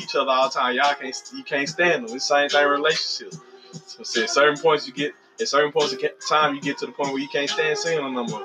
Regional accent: Mississippi, United States; I'm from Mississippi

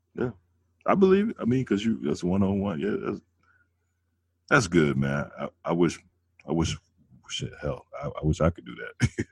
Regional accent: Chicago, Illinois, United States; I'm from Chicago

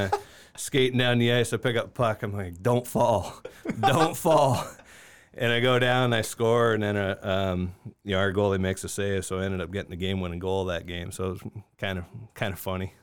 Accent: Niagara Falls, Ontario, Canada; moved away as an adult; now in Augusta, United States; I grew up in Niagara Falls, Ontario

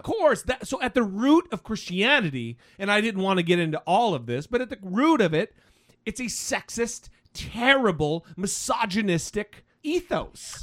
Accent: Idaho, United States; Idaho, my home state

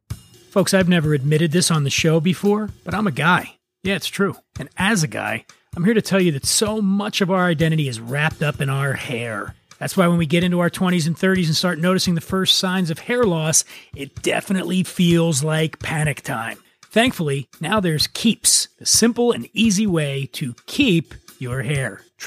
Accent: Los Angeles, California, United States; they just announced an expansion here to my hometown of Los Angeles.

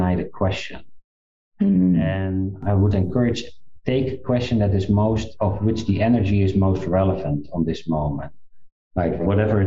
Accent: South Africa; I was born in South Africa

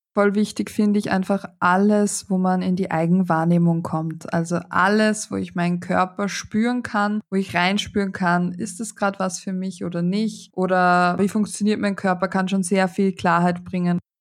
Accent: Austria; Bei uns in Österreich

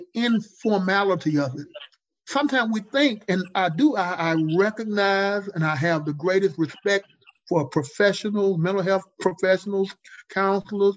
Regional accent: Jackson, Mississippi, United States; I grew up in Jackson, Mississippi

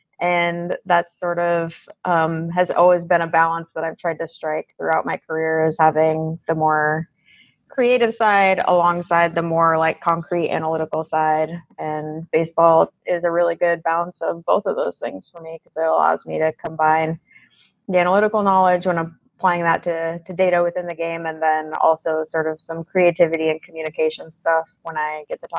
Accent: Pacific Northwest, United States; Prior to that, I grew up in the Pacific Northwest, kind of all over out there.

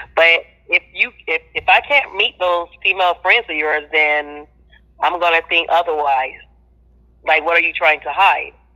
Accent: Florida, United States; I'm from Florida.

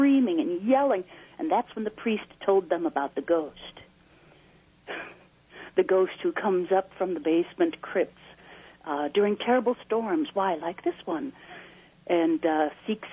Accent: Naperville, Illinois, United States; growing up in Naperville

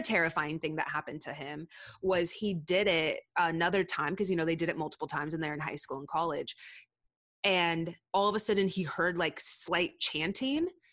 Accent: Southern California, United States; moved away as an adult; also born or lived in Castle Rock, Colorado; I'm from Southern California

